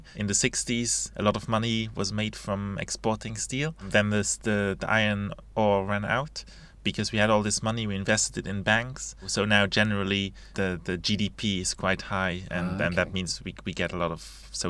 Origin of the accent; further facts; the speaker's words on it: Luxembourg; English is a second language; moved away as an adult; also born or lived in Edinburgh, United Kingdom; now in United Kingdom; I'm from Luxembourg originally.